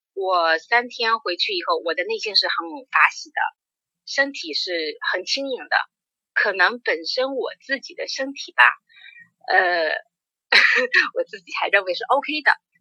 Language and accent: Chinese; Ningbo, Zhejiang, China; moved away; 宁波是我老家呀。